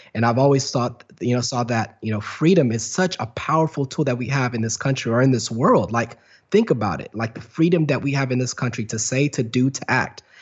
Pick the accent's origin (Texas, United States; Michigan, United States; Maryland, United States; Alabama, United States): Texas, United States; Garland; moved away; also born or lived in Dallas, Texas / London / Los Angeles; I'm from Dallas, Texas. Uh, I was born and raised in Dallas, and then, uh, grew up in a place called Garland, Texas